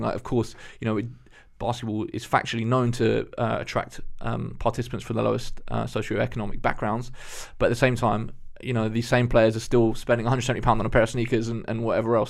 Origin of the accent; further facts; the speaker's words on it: Eastbourne, South East England, United Kingdom; growing up in Eastbourne